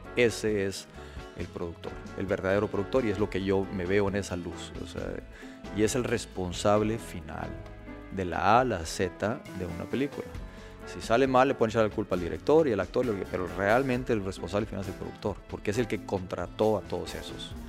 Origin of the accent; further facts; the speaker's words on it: Mexico; como buen mexicano